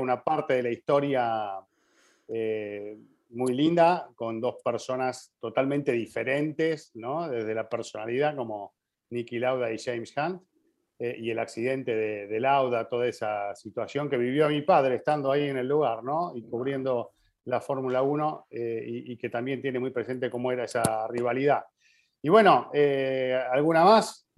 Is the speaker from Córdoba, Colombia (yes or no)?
yes; Montería, Córdoba, Colombia; soy de Montería, en Colombia